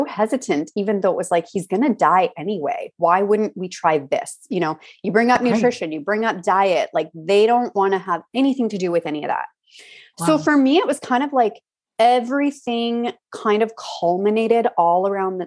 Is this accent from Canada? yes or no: yes; Alberta, Canada; I grew up in Alberta